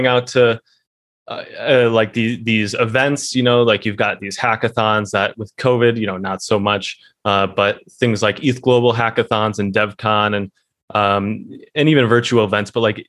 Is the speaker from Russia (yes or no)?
no; Midwest, United States; born and raised in the Midwest in America, you don't get a lot of anything.